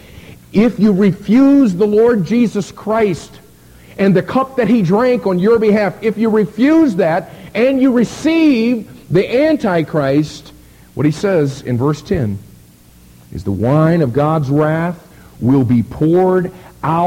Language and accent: English; Miami, Florida, United States; I'm from Miami, Florida